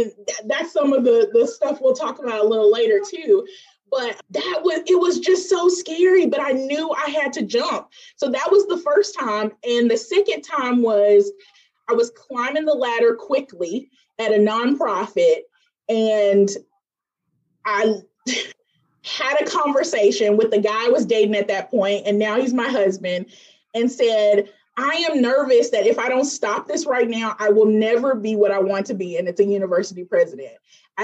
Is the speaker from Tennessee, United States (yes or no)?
yes; Memphis, Tennessee, United States; moved away; I'm originally from Memphis, Tennessee